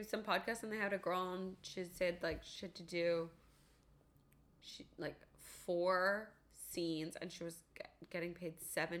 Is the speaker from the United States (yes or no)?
no; London, Ontario, Canada; there was this one in London from, like, my hometown